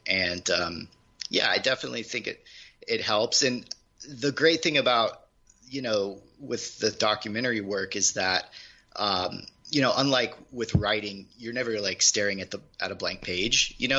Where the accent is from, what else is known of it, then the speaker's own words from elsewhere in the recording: Midwest, United States; also born or lived in Charleston, South Carolina / Sacramento / Fresno / Kansas; I grew up in the Midwest. I actually grew up I moved like 9 times growing up.